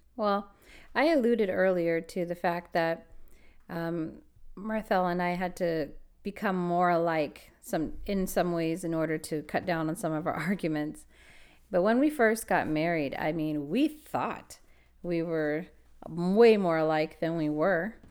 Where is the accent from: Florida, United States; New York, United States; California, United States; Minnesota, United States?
California, United States; Los Angeles; I was born and raised in LA, Los Angeles